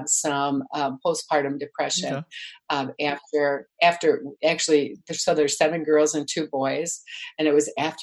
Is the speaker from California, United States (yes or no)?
no; Illinois, United States; moved away as an adult; also born or lived in Milwaukee, Wisconsin; I grew up in Illinois, but I was married to this guy in Milwaukee, so that was my market